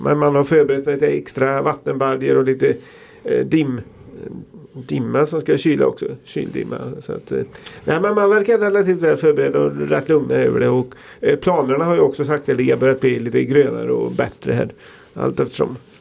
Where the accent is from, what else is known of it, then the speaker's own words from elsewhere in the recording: Falköping, Västra Götaland, Sweden; jag kommer från Falköping